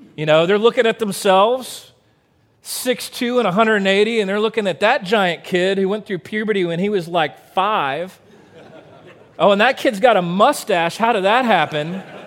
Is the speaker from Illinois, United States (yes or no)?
no; Waco, Texas, United States; growing up in Central Texas